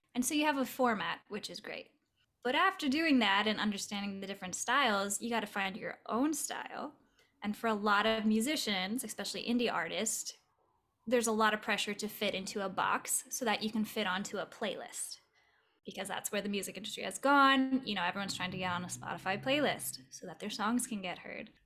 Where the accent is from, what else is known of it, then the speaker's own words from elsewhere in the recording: Southern California, United States; now in Los Angeles, United States; I grew up in Southern California in the more desert inland part.